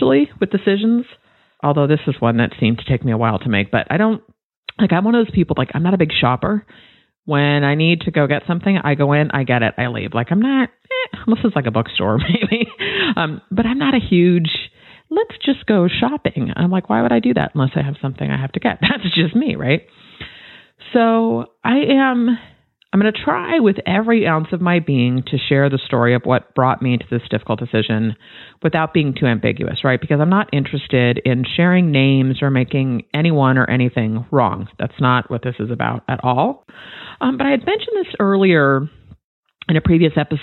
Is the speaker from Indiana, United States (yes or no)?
no; Bay Area, California, United States; Born and raised in the Bay Area